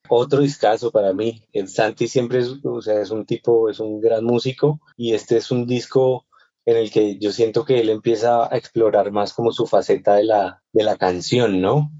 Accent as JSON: {"language": "Spanish", "region": "Bogotá", "country": "Colombia", "tie": "born or raised there", "said": "siendo bogotano y habiendo nacido en Bogotá y crecido en Bogotá"}